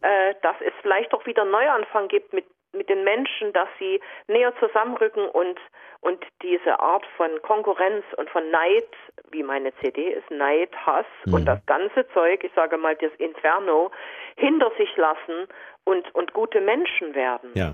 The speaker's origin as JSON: {"language": "German", "area": "GDR", "region": "East Germany", "country": "Germany", "tie": "born or raised there", "said": "ich bin ja in der DDR aufgewachsen"}